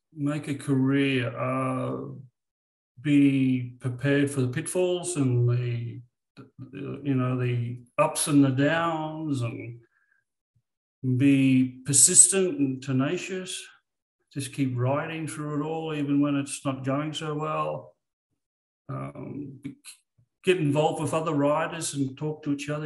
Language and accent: English; Australia; I'm Australian.